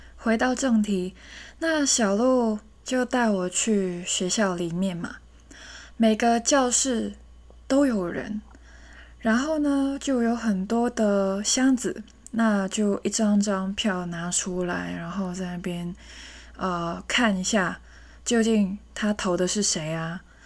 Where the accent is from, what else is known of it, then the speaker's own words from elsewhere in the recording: Hong Kong; 我是一个香港人嘛，在香港那个速度是真的很快